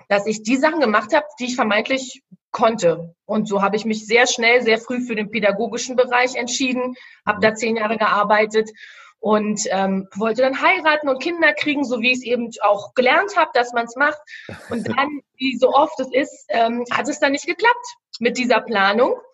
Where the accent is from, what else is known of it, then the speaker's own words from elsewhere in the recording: Berlin, Germany; ich sag's, ich komme ja aus Berlin, ja, ich sag's mal so, wie ich es hier sage, ich war eigentlich immer ein ziemlicher Schisser.